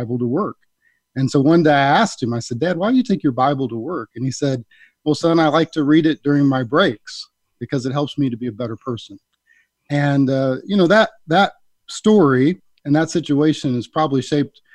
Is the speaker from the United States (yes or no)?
yes; Midwest, United States; I grew up in the Midwest